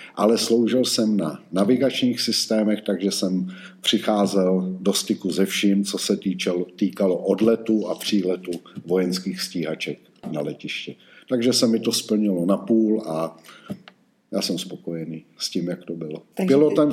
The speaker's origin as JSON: {"language": "Czech", "town": "Roudnice nad Labem", "region": "Ústí nad Labem Region", "country": "Czechia", "tie": "born or raised there", "also_born_or_lived": "Žatec", "moved": "as an adult", "said": "Já jsem vyrůstal v Roudnici nad Labem"}